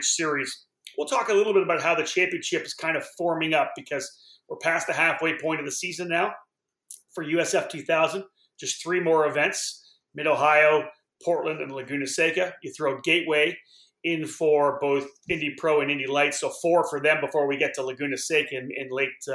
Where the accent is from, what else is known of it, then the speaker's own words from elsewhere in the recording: Cambridge, Ontario, Canada; my hometown here in Cambridge